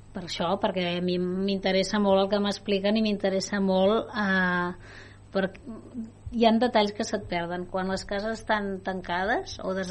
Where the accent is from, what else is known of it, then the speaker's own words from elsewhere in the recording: Vallès, Catalonia, Spain; Jo també sóc del Vallès com, com vosaltres